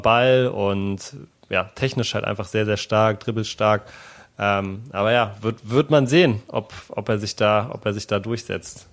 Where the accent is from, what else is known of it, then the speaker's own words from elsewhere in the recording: Berlin, Germany; praktisch 500 Meter von da, wo ich aufgewachsen bin, entfernt